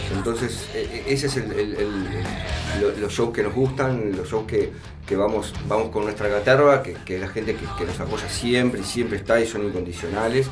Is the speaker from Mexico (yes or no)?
no; Uruguay; somos uruguayos, fuimos mil veces al estadio a ver partidos